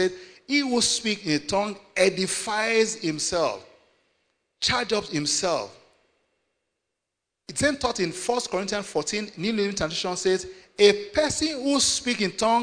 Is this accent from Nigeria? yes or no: yes; Nigeria; I come from Nigeria